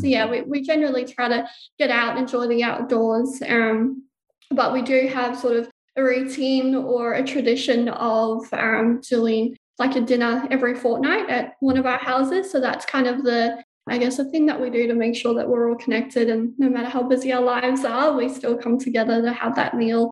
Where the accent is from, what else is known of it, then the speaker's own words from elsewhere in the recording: South Africa; now in Gold Coast, Australia; We immigrated from South Africa to Australia, just the four of us. So there's only four of us here in Australia on the Gold Coast, and we're very, very tight-knit.